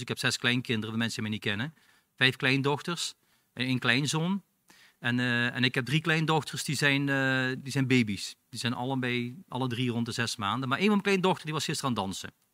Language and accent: Dutch; Belgium; now in Netherlands; ik ben een Belg